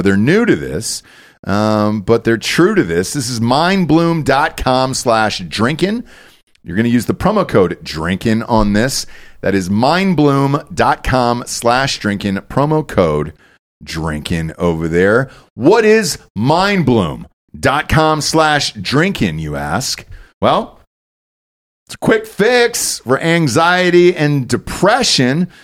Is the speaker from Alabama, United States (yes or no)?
no; Georgia, United States; moved away; I grew up in Georgia